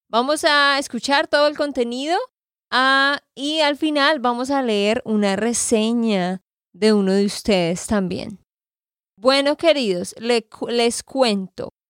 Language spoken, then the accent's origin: Spanish; Santander, Colombia; de Santander, Colombia.